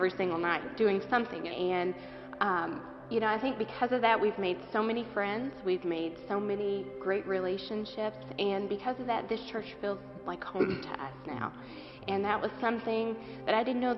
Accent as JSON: {"language": "English", "region": "western Kentucky", "country": "United States", "moved": "as an adult", "lives_now": "Northern Kentucky, United States", "said": "we're not from Northern Kentucky originally. We're from the western part of the state"}